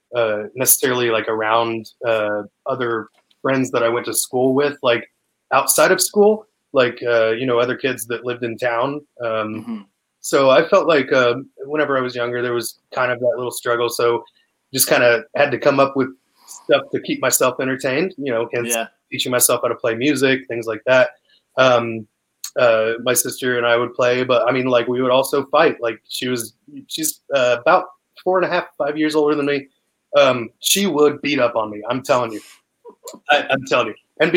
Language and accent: English; Canada; moved away; I mean, came like from Canada. I mean, why did I come from Canada?